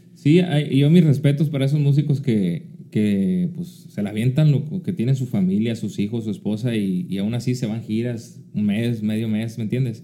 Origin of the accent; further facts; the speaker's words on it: Querobabi, Sonora, Mexico; moved away; also born or lived in Hermosillo, Sonora; La viví ahí, en Querobavi. Y yo digo, pues no, pues de ahí somos de Querobavi.